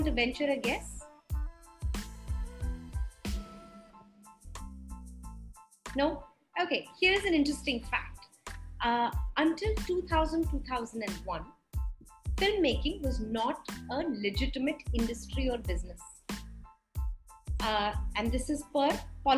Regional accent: Mumbai, Maharashtra, India; I'm from Bombay

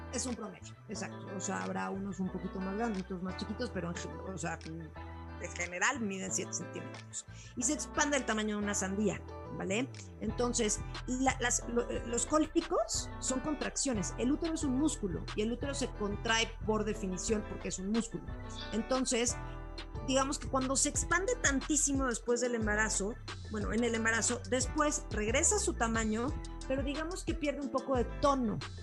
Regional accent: Cuernavaca, Morelos, Mexico; crecí en Cuernavaca

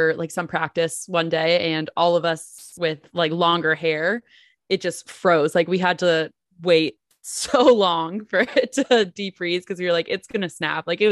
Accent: New Jersey, United States; now in Indianapolis, United States; I'm from New Jersey originally

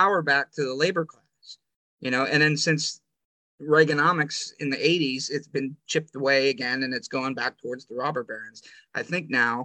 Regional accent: Clearfield, United States; my hometown of Clearfield

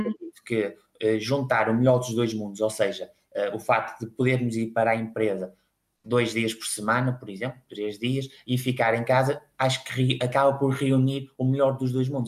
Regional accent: Espinho, Norte, Portugal; sou natural de, de Espinho, uma cidade à beira-mar

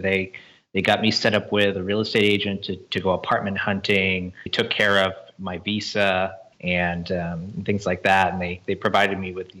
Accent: East Bay, San Francisco Bay Area, California, United States; moved away as an adult; also born or lived in South Korea; now in Shanghai, China; I'm originally from the Bay Area. I grew up in the East Bay

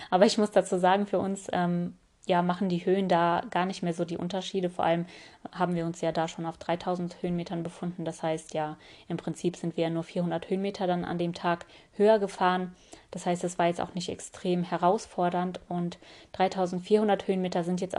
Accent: Tokmak, Chuy Region, Kyrgyzstan; born there; Ich bin ja in Kirgisistan geboren und zwar in der Stadt Tokmak

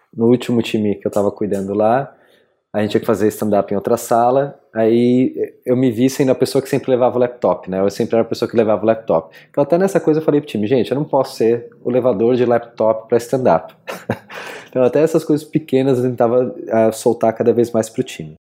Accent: São Paulo, Brazil; moved away as an adult; also born or lived in Berlin; Eu saí de São Paulo quando estava com 24

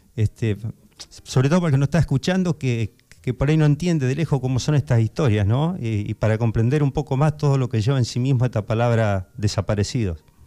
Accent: Argentina; como argentinos

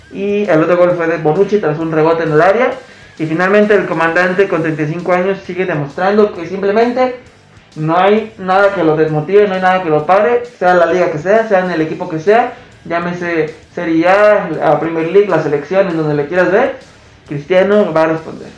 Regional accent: Mexico

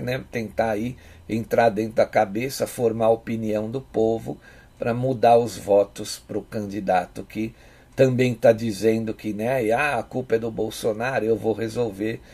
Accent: São Paulo, Brazil; eu sou aqui de São Paulo

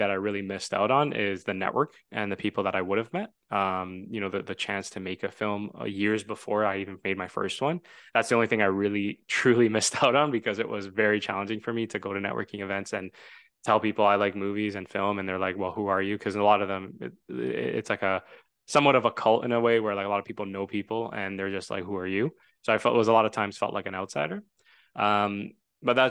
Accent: suburbs of Toronto, Ontario, Canada; I am from the suburbs and just outside of Toronto. And Toronto is a big, diverse city, and it's a considered a filmmaking hub for entertainment. And you know, growing up in the suburbs

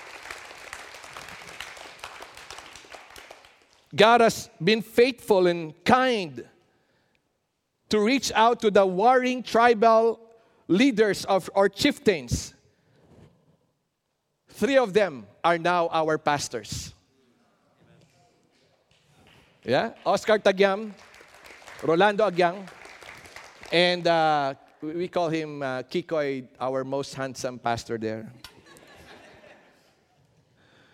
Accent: Philippines

